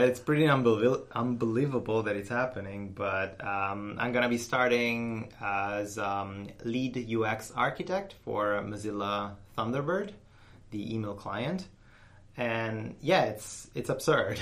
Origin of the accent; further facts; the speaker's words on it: Rome, Lazio, Italy; I'm Italian. I'm from Italy